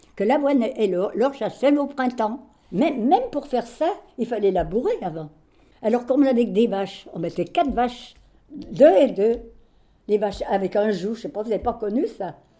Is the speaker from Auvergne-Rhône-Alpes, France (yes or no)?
yes; Champagnat, Ain, Auvergne-Rhône-Alpes, France; moved away as an adult; now in Lyon, France; je suis née à Champagnat-Belromay, dans l'Ain